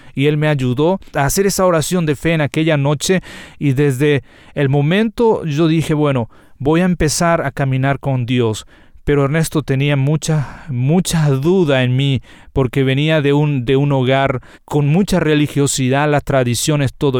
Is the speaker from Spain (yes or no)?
no; Paraguayan Chaco, Paraguay; Particularmente nací y crecí eh, en el Chaco paraguayo